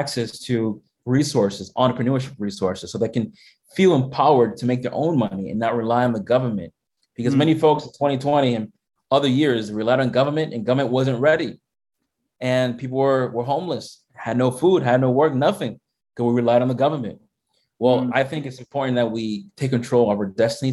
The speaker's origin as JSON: {"language": "English", "region": "Massachusetts", "country": "United States", "tie": "born or raised there", "said": "I was born here in Massachusetts. My family came from the Dominican Republic"}